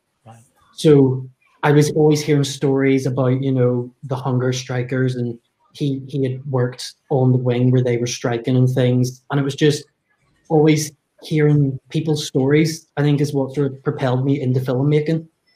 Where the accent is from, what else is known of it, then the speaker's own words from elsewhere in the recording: England, United Kingdom; I think that I'll be marginalized because of my accent. Because from England